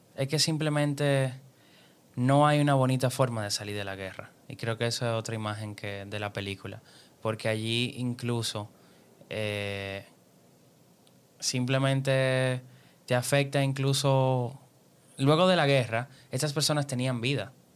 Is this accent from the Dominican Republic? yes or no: yes; Dominican Republic; nosotros somos dominicanos